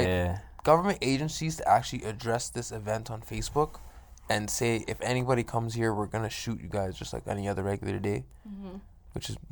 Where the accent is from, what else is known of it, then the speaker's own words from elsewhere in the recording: Toronto, Ontario, Canada; moved away; also born or lived in Calgary; I'm still claiming Toronto.